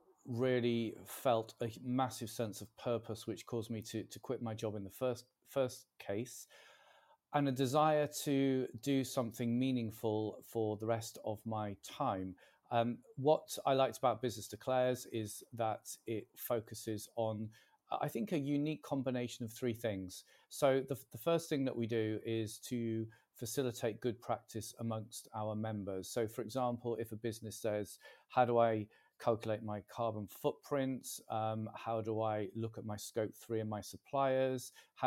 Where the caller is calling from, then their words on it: Warrington, North West England, United Kingdom; I'm talking from Warrington in Cheshire today.